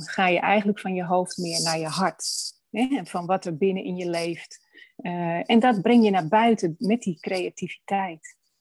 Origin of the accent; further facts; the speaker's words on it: Amsterdam, North Holland, Netherlands; also born or lived in Hoorn (lives); ik ben geboren in Amsterdam